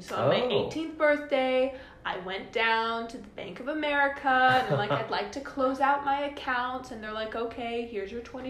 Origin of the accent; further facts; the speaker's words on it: Southern California, United States; now in Washington, D.C., United States; I am currently a college student. I'm from Southern California.